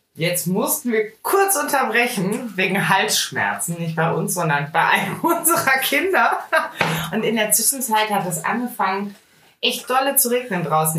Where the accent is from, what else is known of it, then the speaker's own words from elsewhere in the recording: Rhineland, Germany; ich bin richtige Rheinländerin